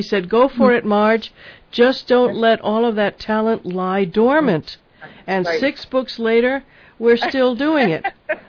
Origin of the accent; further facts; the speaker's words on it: New York City, New York, United States; now in Colorado, United States; I'm a transplant. I was born in New York City, where when you walked down the street, you heard at least five different languages in one block.